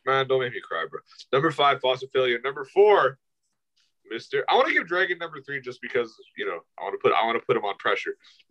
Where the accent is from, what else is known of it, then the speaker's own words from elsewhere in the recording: New York City, New York, United States; I am from Harlem